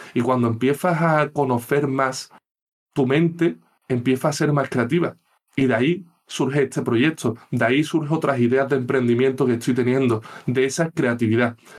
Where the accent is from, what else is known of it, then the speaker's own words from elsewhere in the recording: Seville, Andalusia, Spain; soy de Sevilla